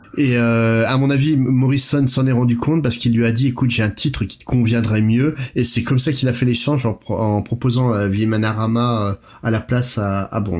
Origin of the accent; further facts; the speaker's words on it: France; chez nous en France